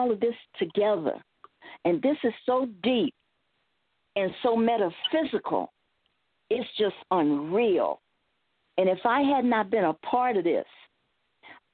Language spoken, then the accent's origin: English; Phoenix, Arizona, United States; my upbringing growing up in Phoenix, Arizona. I'm a Phoenician